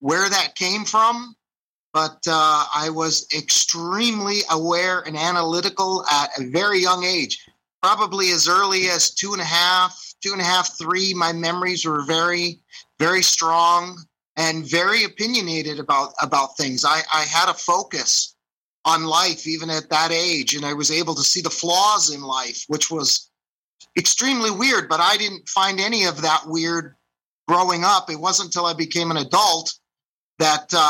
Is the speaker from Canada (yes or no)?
yes; Meaford, Ontario, Canada; also born or lived in Toronto; I grew up in the town of Meaford.